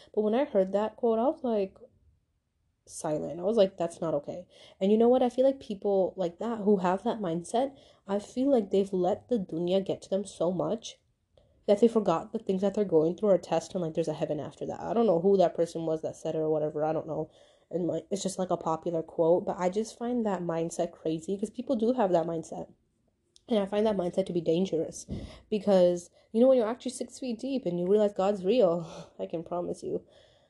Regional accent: Pakistan; I'm Pakistani, but you know, then that means you have to be somewhere in STEM.

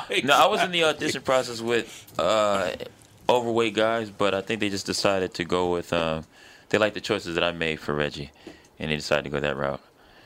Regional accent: Los Angeles, California, United States; In South Central LA.

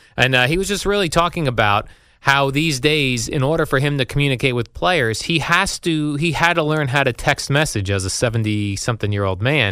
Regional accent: New Jersey, United States; We're both from the New Jersey area, spent most of our lives here

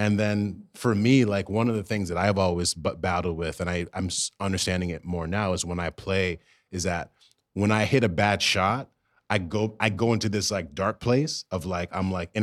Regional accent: Virginia, United States; also born or lived in Brooklyn, New York; grew up in Virginia.

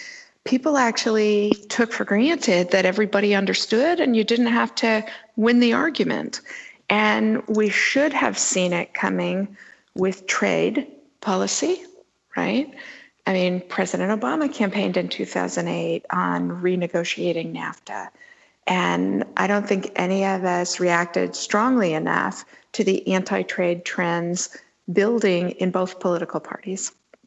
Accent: Sonoma, California, United States; in my hometown of Sonoma, California

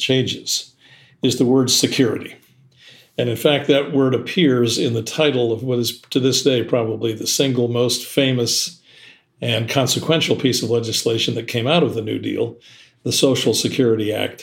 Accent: Seattle, Washington, United States; my hometown of Seattle

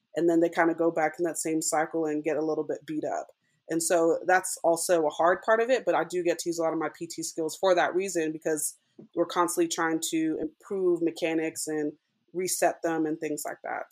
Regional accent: Southern California, United States; moved away as an adult; also born or lived in Durham, North Carolina / Texas; now in Las Vegas, United States; I'm originally from Southern California

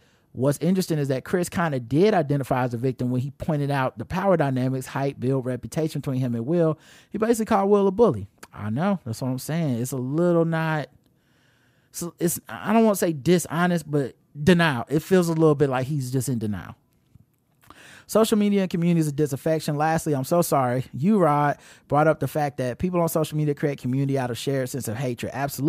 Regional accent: Jamaica; accent: Jamaican; the childhood trauma over my Jamaican accent in elementary school. I was that 7-year-old girl all over again.

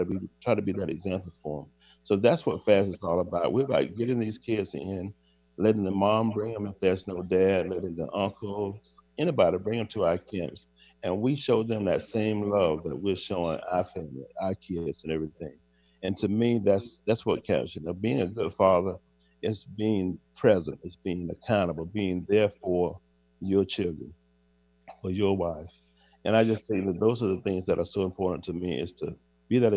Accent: Georgia, United States; I'm from Georgia

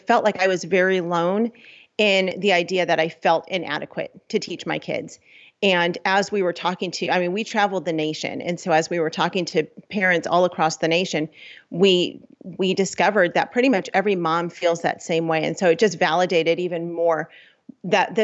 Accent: Los Angeles, California, United States; We're from Los Angeles.

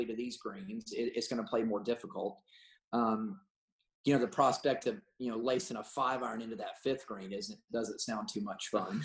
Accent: Augusta, Georgia, United States; growing up in Augusta

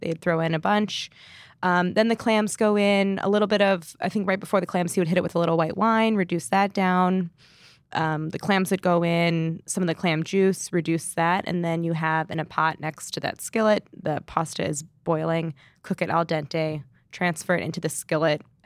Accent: St. Louis, Missouri, United States; growing up in Saint Louis, it was canned clams and clam juice

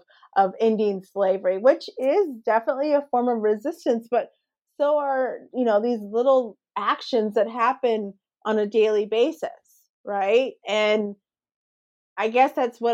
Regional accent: United States; she's Black like me, and she's Brazilian, and I'm American

